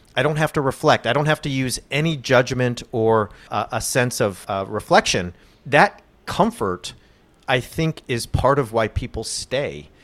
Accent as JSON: {"language": "English", "region": "California", "country": "United States", "said": "I'm a Californian"}